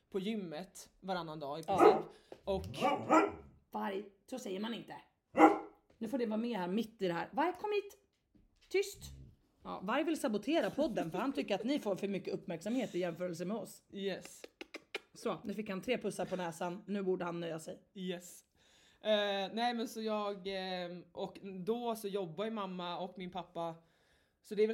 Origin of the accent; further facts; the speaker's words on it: Stockholm, Stockholm County, Sweden; Till mitt försvar så är jag uppvuxen i Stockholm och uh, ja, man behör, jag har bott i Stockholms innerstad